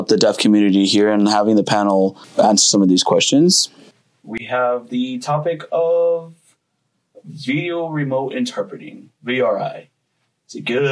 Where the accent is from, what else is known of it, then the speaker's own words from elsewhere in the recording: El Paso, Texas, United States; also born or lived in Mexico; I was born in Mexico, moved here to the United States, here in El Paso, was raised here